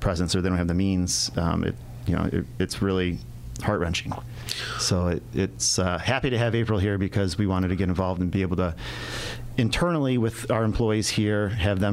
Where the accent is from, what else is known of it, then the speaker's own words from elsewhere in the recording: Detroit, Michigan, United States; growing up in the Detroit area